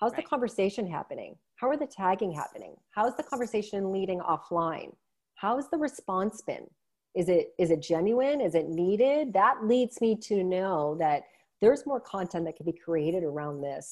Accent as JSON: {"language": "English", "town": "Cleveland", "region": "Ohio", "country": "United States", "tie": "born or raised there", "moved": "yes", "lives_now": "Canada", "said": "I was born and raised in Cleveland"}